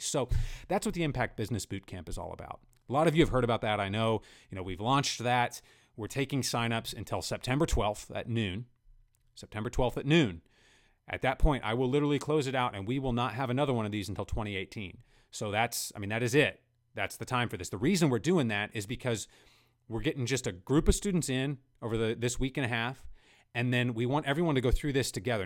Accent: central Kansas, United States; I grew up in central Kansas myself

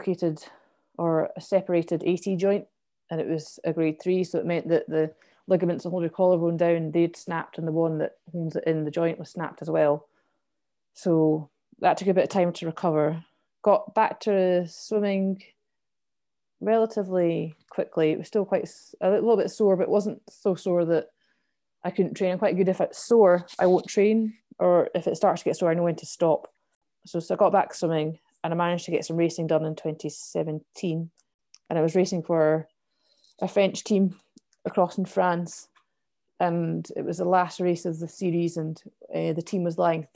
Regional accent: Kinross, Scotland, United Kingdom; I grew up in Kinross

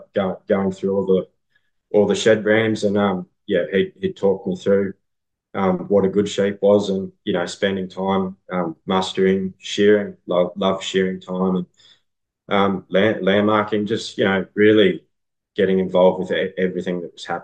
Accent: Young, New South Wales, Australia; now in Cootamundra, Australia; I'm from Young

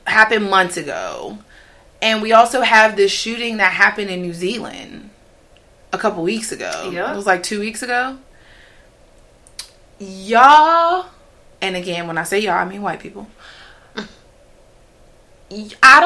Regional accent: Pittsburgh, Pennsylvania, United States; moved away; I am from Pittsburgh. Born and raised, Pittsburgh, Pennsylvania

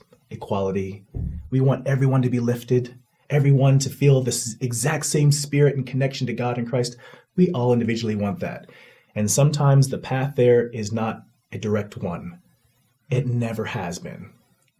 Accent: United States; I'm not leaving my country. Mm-hmm. I love my country

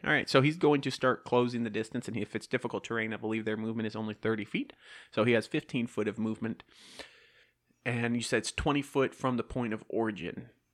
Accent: the South, United States; accent: southern; My southern accent's taking over

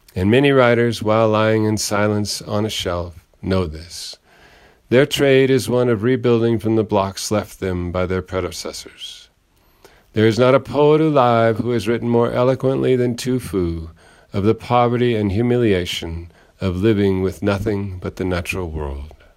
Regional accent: Ireland; I am an Irish poet

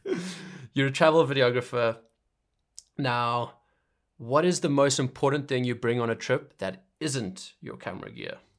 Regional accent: Zimbabwe; moved away; I'm from Zimbabwe.

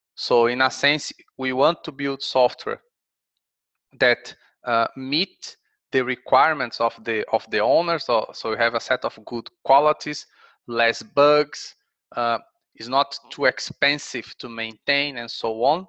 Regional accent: Brazil; moved away as an adult; also born or lived in Kent, England; now in Sheffield, United Kingdom; I'm from Brazil, so I've done my undergraduate and master's degree there.

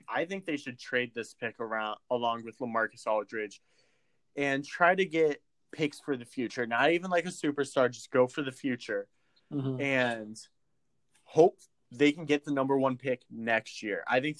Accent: Illinois, United States; we're both from Illinois.

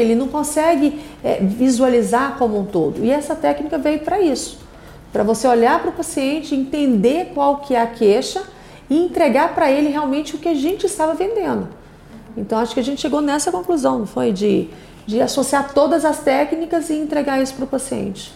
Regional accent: Anápolis, Goiás, Brazil; Eu sou de Anápolis, do interior, então você imagina, né? Da cidade pequenininha, do interior

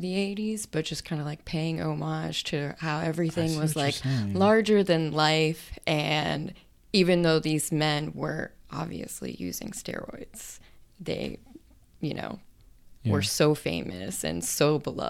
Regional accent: Pittsburgh, Pennsylvania, United States; I'm from Pittsburgh, so our baseball team is terrible.

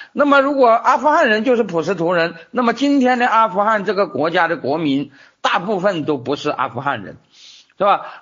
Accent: China; 我们中国人

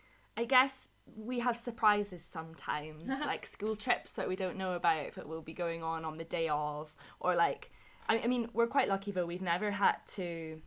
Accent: Scotland, United Kingdom; moved away as an adult; now in Madrid, Spain; I am from Scotland, and unfortunately I've only got about another 2 weeks left in Madrid, but I've been here since September teaching with the British Council

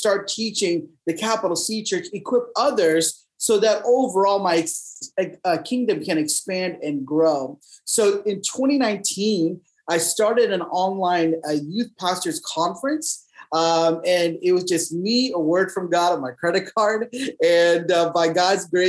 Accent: Dallas, Texas, United States; I'm born and raised in Dallas, Texas.

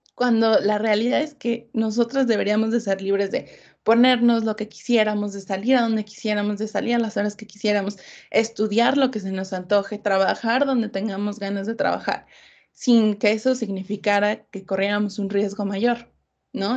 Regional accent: Mexico City, Mexico; Soy de la Ciudad de México

